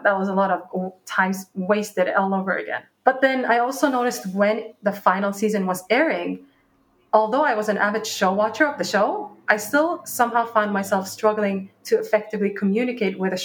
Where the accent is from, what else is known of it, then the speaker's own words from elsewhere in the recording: Norrköping, Östergötland, Sweden; moved away as an adult; also born or lived in Dubai / London; I was born in Dubai, and then I was raised in Sweden in a small town called Norrköping.